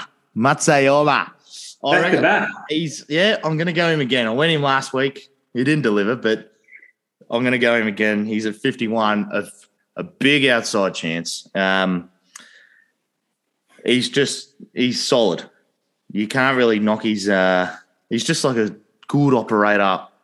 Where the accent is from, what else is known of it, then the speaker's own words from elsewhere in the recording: Australia; As an Aussie